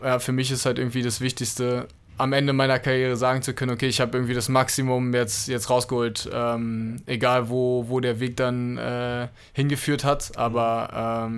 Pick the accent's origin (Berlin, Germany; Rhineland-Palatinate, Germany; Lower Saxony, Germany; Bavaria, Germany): Berlin, Germany; ich bin in Berlin aufgewachsen